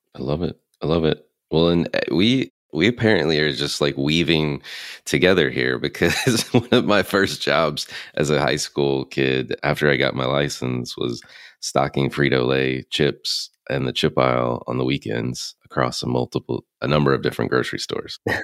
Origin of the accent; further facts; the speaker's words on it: North Carolina, United States; I grew up in North Carolina